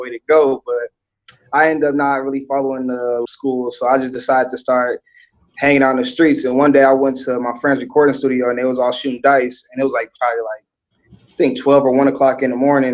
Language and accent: English; Bakersfield, California, United States; I'm from Bakersfield, Southwest to be exact.